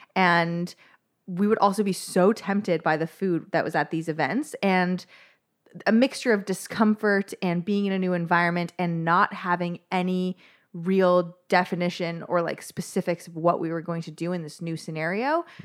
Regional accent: Toronto, Ontario, Canada; I am from Toronto, Canada

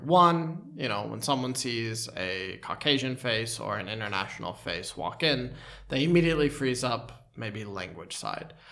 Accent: United States; moved away; as an American

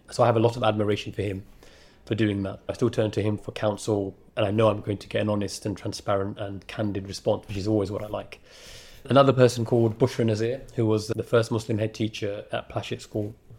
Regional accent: London, United Kingdom; And it's also the borough that I grew up in. I was born in Newham

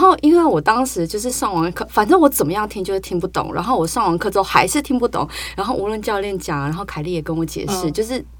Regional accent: Taipei, Taiwan; 你知道，我觉得身为台北人的，就是北部的潜水者，第一就是东北角你 OK，

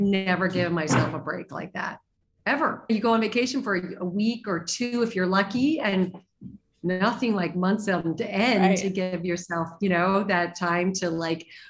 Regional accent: Arizona, United States; I grew up in Arizona

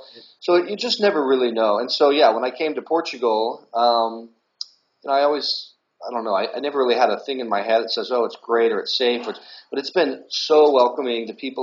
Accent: Blue Springs, Missouri, United States; Yeah, so growing up in Blue Springs was great.

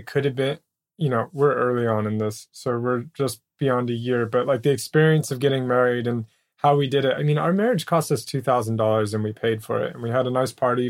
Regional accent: United States; I'm American

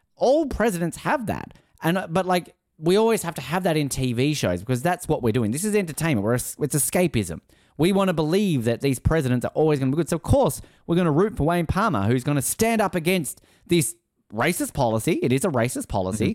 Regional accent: Australia; I'm Australian

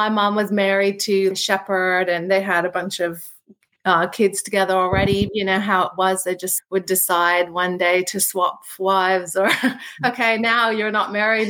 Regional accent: Philippines; also born or lived in Australia; I was born originally here in Australia, and when I was about 1, we moved to the Philippines.

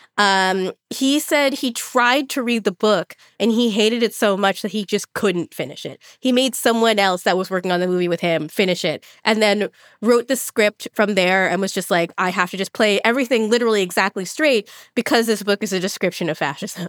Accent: Los Angeles, California, United States; what I grew up going to in Los Angeles

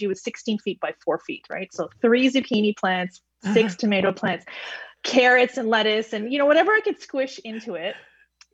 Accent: Toronto, Ontario, Canada; moved away as an adult; I come from Toronto

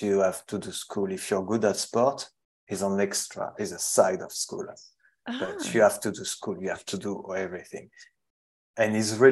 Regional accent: Saint-Sulpice-la-Forêt, Brittany, France; accent: French; English is a second language; moved away as an adult; now in Australia; I grew up in the northwest of France in a small village called Saint-Sulpice-la-Forêt

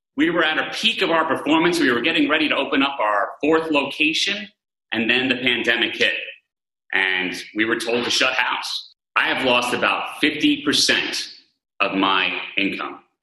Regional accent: New York, United States; I'm a New Yorker

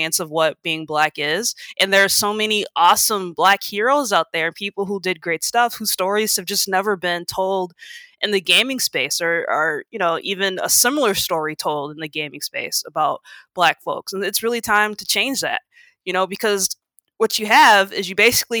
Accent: Minnesota, United States; I grew up here in Minnesota

